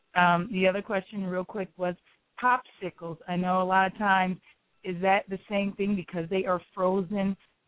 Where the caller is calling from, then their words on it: North Carolina, United States; I am calling from North Carolina.